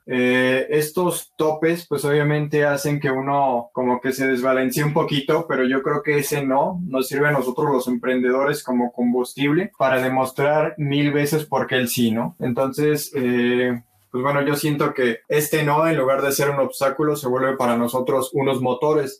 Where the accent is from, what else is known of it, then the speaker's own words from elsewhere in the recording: Mexico; en México estábamos viviendo